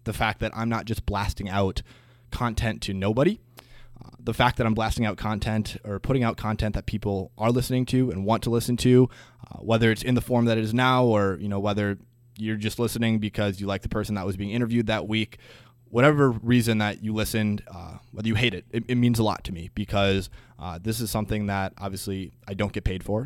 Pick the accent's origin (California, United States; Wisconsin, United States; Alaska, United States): Wisconsin, United States; Green Bay; moved away as an adult; now in Twin Cities, United States; I am originally from Green Bay, Wisconsin